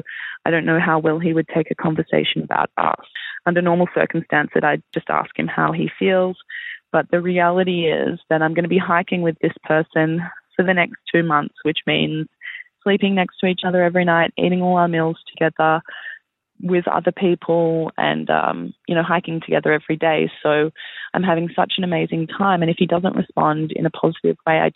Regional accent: Melbourne, Victoria, Australia; I'm from Melbourne, Australia.

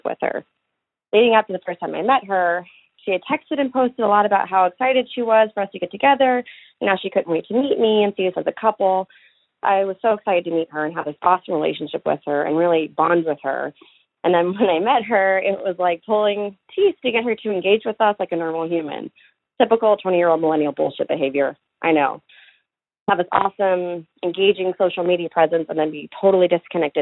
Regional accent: Alabama, United States; now in Los Angeles, United States; we grew up together in Alabama

